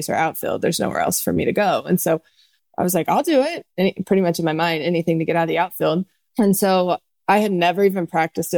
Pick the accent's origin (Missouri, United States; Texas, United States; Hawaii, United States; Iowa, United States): Texas, United States; growing up in Texas